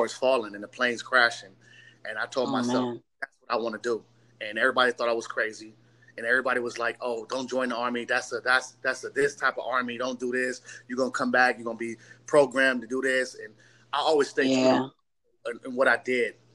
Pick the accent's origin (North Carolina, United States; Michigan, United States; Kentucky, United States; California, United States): California, United States; Long Beach; I'm from Long Beach, California